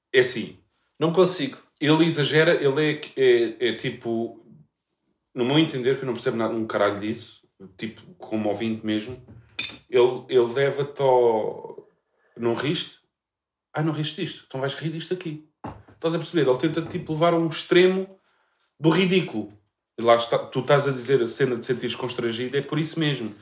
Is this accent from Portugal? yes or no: yes; Portugal; que sou português